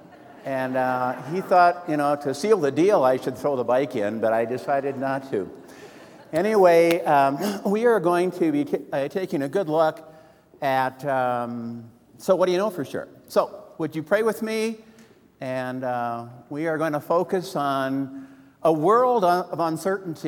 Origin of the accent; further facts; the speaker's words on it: Wisconsin, United States; I'm from Wisconsin